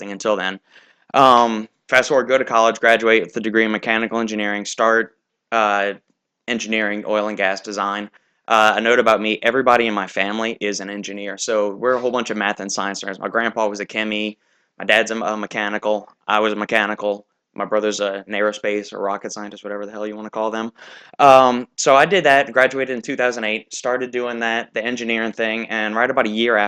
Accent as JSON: {"language": "English", "town": "Kenner", "region": "Louisiana", "country": "United States", "tie": "born or raised there", "also_born_or_lived": "New Orleans, Louisiana", "said": "I was born in 1985 in New Orleans, Louisiana, lived in Kenner"}